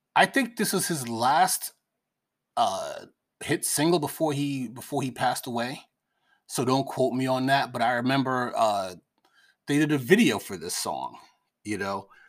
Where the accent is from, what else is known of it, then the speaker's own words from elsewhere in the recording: New York, United States; we're from New York